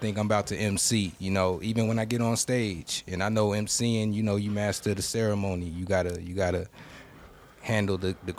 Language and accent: English; Houston, Texas, United States; I'm from Houston, and we was listening to …, …, …, ….